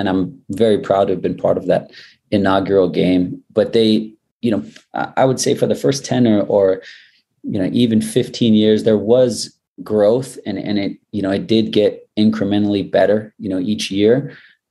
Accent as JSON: {"language": "English", "country": "United States", "said": "as a fellow American"}